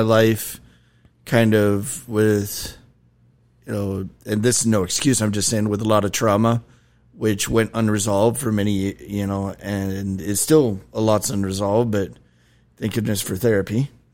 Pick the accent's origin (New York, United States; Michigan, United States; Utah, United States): Utah, United States; also born or lived in Arizona; part of my childhood, I grew up in Utah